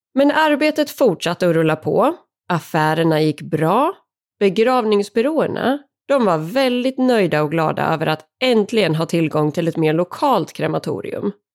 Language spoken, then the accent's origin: Swedish; Sweden; här hemma i Sverige